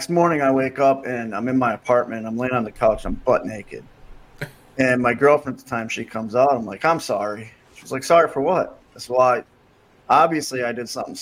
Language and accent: English; Wisconsin, United States; I was from Wisconsin.